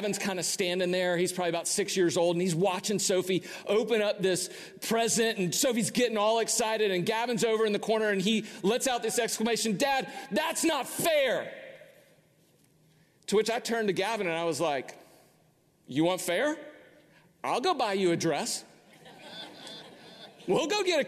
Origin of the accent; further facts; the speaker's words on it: United States; as an American